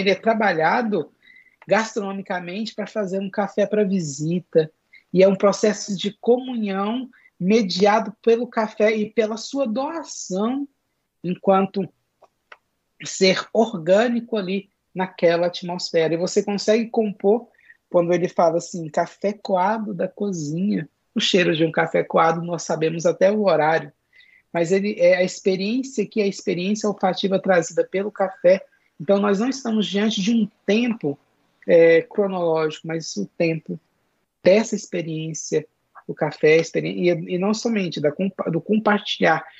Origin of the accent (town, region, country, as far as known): Brazil